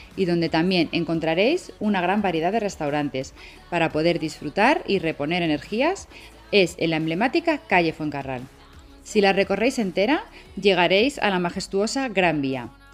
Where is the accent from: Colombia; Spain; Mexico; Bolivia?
Spain; Madrid, Community of Madrid; un trocito de mi país, en concreto de mi ciudad natal, Madrid